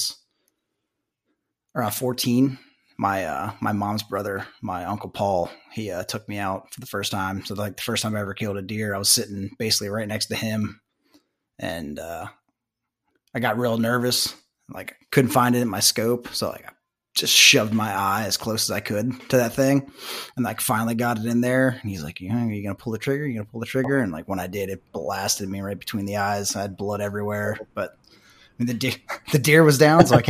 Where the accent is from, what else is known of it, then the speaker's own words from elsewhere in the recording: Fort Ashby, West Virginia, United States; I grew up in Fort Ashby, West Virginia